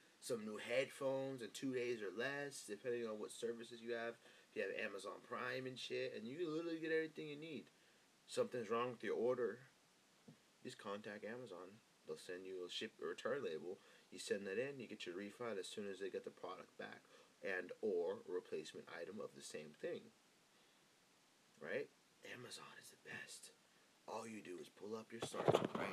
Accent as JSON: {"language": "English", "country": "United States", "said": "normal American citizens"}